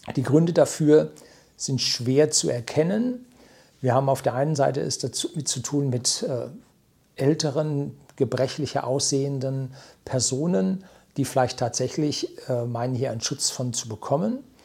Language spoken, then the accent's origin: German; Germany; also born or lived in Weilheim, Upper Bavaria; bei uns in Deutschland